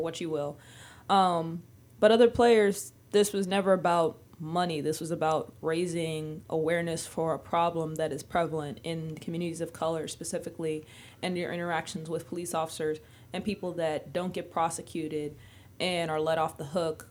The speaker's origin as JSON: {"language": "English", "region": "Maryland", "country": "United States", "said": "I'm from Maryland"}